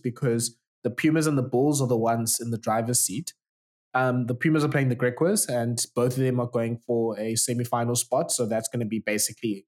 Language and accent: English; South Africa; us as South African fans